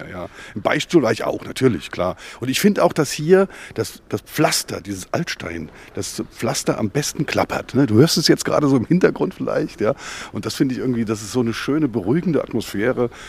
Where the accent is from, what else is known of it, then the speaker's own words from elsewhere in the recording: Mainz, Rhineland-Palatinate, Germany; Also in Gonsenheim war es natürlich äh, vor allem der große Sand. Ich bin geboren oder groß geworden am Sportfeld 52 und damals war direkt gegenüber die Ami-Wiese, wie wir sie genannt haben.